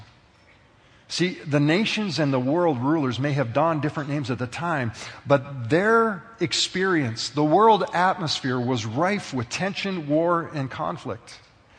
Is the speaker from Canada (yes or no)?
yes; Canada; being a citizen of Canada